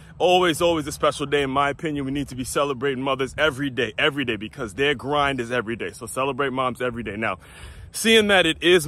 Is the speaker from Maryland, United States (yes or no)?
yes; Maryland, United States; because I grew up in Maryland. So my hometown team is the Washington Wizards